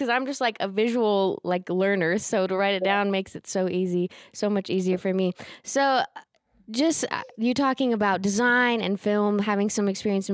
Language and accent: English; Oklahoma, United States; I'm from Oklahoma